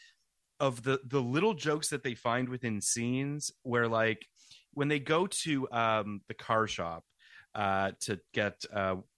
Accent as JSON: {"language": "English", "country": "Canada", "said": "as a Canadian"}